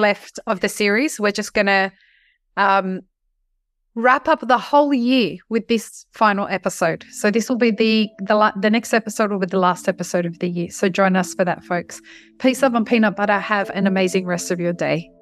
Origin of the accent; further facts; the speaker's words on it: Australia; as an Australian